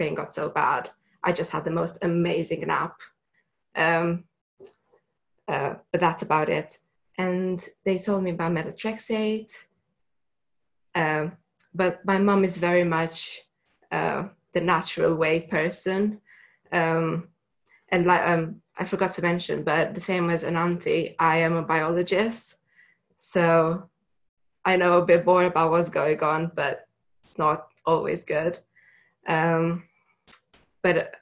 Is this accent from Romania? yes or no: yes; Romania; moved away as an adult; I'm originally from Romania